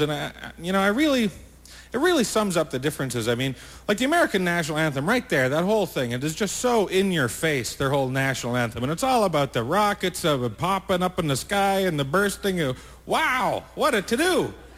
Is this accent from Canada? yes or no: yes; Canada; being Canadian